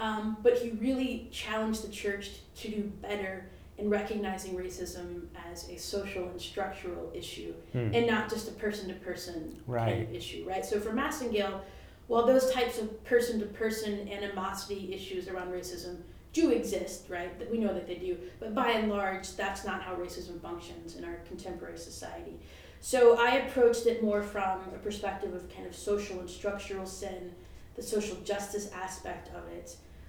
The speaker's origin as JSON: {"language": "English", "region": "Alabama", "country": "United States", "tie": "born or raised there", "moved": "yes", "said": "I grew up in the South, which is part of the reason why I went to Spring Hill, and I grew up as a Catholic in the South."}